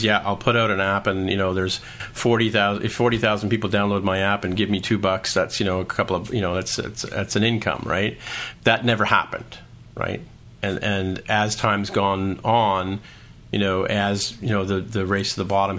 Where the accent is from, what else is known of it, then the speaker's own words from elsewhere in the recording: Canada; I'm Canadian